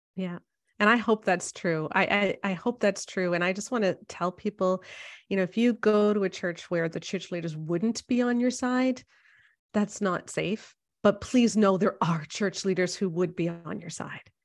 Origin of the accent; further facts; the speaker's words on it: Canada; as a Canadian